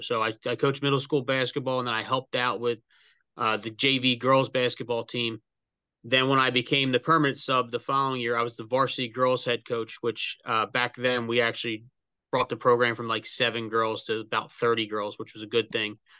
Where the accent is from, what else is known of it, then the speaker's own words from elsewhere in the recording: Bristol, Pennsylvania, United States; I was actually born and raised in Bristol Borough